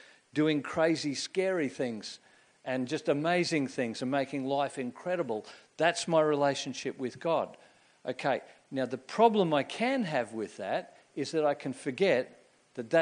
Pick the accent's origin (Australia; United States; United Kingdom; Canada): Australia; Queensland; I grew up in Queensland in the 1960s and 1970s